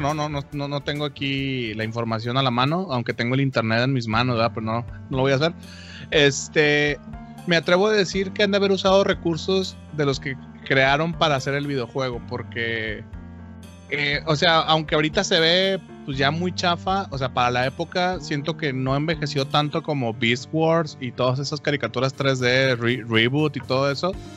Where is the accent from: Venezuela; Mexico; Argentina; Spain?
Mexico; Torreón, Coahuila; moved away; yo soy de Torreón